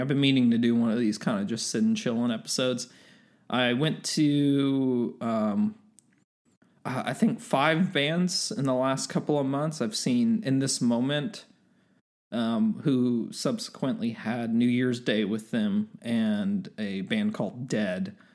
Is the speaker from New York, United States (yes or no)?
no; Texas, United States; being a Texan